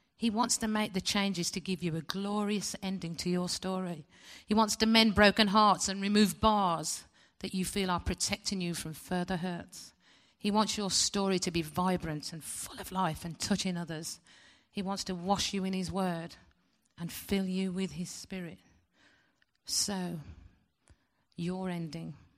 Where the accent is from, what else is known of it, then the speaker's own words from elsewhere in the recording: West Bromwich, West Midlands, United Kingdom; I was born in West Bromwich Hospital in nineteen sixty